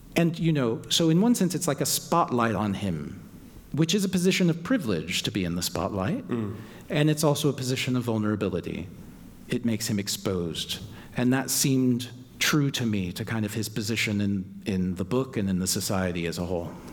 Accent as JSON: {"language": "English", "town": "Louisville", "region": "Kentucky", "country": "United States", "tie": "born or raised there", "moved": "yes", "said": "I was just in Louisville, my hometown"}